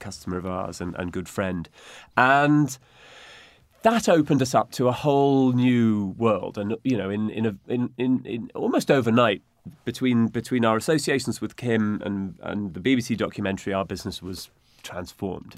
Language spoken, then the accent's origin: English; United Kingdom; as British, you know, the Brits have been great travellers